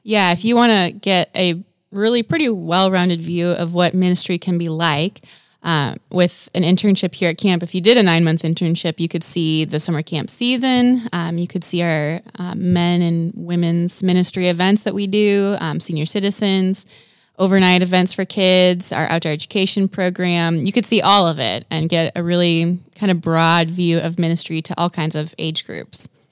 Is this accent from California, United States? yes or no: no; Wisconsin, United States; moved away; I grew up in Wisconsin, so not Kentucky